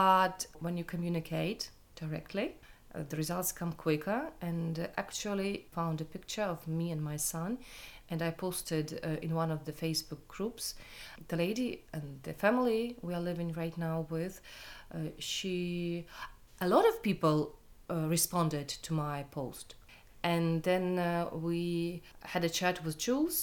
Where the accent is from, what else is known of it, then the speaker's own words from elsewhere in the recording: Ukraine; moved away as an adult; now in United Kingdom; I'm from Ukraine